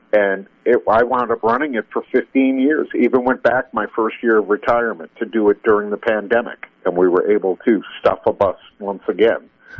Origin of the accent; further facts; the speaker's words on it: Boston, Massachusetts, United States; moved away; also born or lived in Portland, Maine; I started working part-time in my hometown in Boston